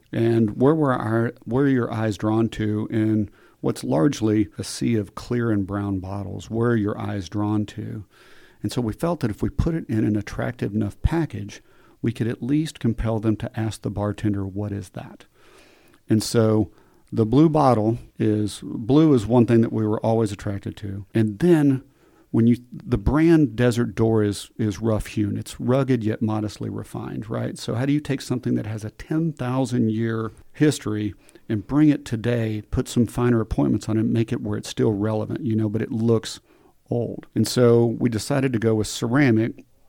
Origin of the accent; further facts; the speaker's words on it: Midland, Texas, United States; I grew up in Midland